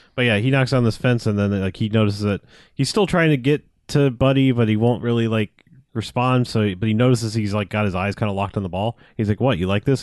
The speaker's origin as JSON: {"language": "English", "country": "United States", "said": "I, I'm American."}